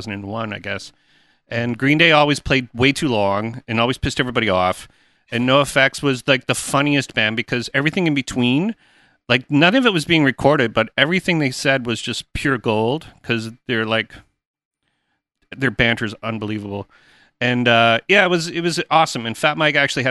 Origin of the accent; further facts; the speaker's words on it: Canada; in Canada, because that's where I'm Canadian